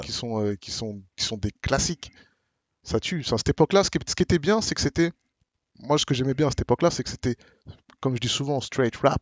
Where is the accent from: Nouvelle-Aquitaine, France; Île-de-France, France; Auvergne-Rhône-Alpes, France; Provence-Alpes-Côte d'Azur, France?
Île-de-France, France; Marne-la-Vallée; nous on vient de Marne-la-Vallée. Moi, à Bamil, on vient de Marne-la-Vallée